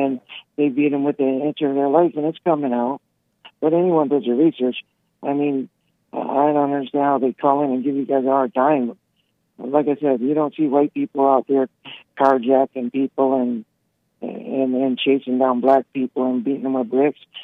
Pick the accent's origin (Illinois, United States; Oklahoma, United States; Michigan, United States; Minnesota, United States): Michigan, United States; Detroit; I've got, like, sixty relatives in Michigan. I'm from Detroit